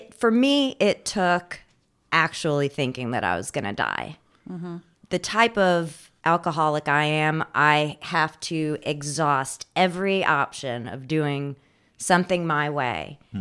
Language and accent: English; Indiana, United States; born there; also born or lived in Raleigh / California; I came from Raleigh, but before that, I was born in Indiana, and my family's from California, so I've also lived out there as well.